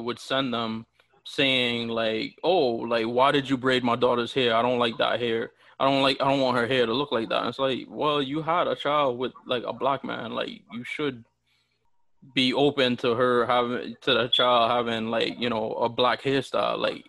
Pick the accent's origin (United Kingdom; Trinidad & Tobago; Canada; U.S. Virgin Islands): U.S. Virgin Islands; now in United States; especially when I moved to the States. Oh, where are you from? And stuff like that. And people would always, like, assume that people from the Virgin Islands looked like me